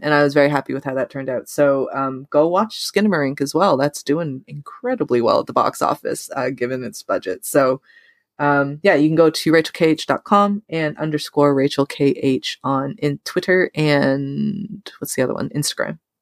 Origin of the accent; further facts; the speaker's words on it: Canada; we're Canadian